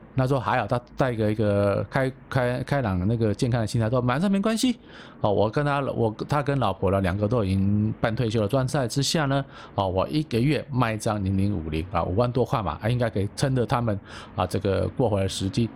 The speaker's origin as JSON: {"language": "Chinese", "town": "Taipei", "country": "Taiwan", "said": "我是台湾人，但是我是台北囡仔"}